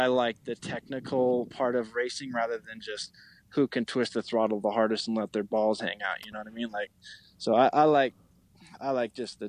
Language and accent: English; Alaska, United States; also born or lived in Texas; now in Colorado, United States; I'm from Alaska, so I enjoy being outdoors and, you know, out in the mountains and stuff